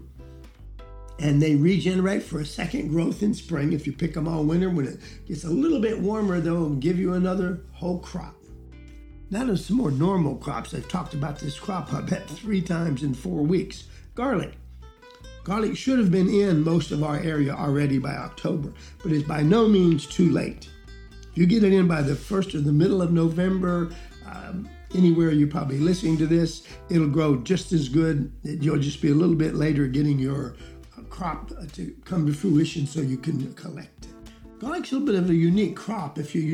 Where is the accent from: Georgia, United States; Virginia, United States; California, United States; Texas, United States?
Georgia, United States; first language English; I'm from Georgia